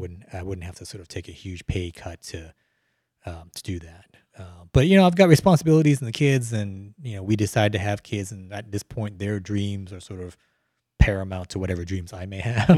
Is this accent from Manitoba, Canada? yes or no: no; Calgary, Alberta, Canada; moved away as an adult; also born or lived in Vietnam; now in Houston, United States; moved okay. to Canada.